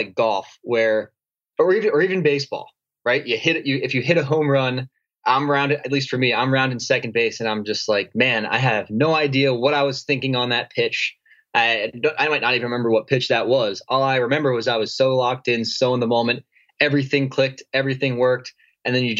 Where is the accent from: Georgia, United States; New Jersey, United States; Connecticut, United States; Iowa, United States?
New Jersey, United States; moved away as an adult; also born or lived in New York City; now in San Diego, United States; So I moved out to San Diego from New York City, and I grew up in New Jersey.